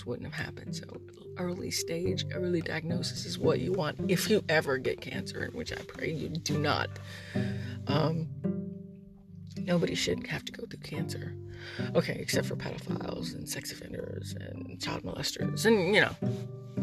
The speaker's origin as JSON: {"language": "English", "country": "United States", "said": "I'm a veteran. I'm an American"}